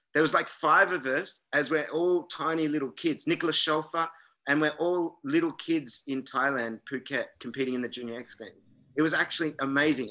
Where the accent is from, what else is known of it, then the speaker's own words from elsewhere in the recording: south of Jervis Bay, New South Wales, Australia; my hometown